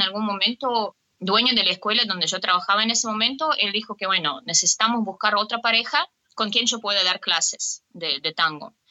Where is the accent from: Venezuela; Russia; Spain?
Russia; Saint Petersburg; Spanish is a second language; also born or lived in Argentina; De San Petersburgo.